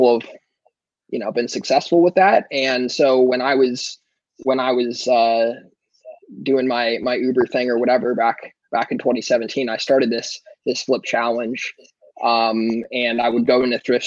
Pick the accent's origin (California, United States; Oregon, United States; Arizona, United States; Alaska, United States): California, United States; Ojai; now in Louisville, United States; originally I'm from Southern California, little town called Ojai, which is in Ventura County between Santa Barbara and Los Angeles.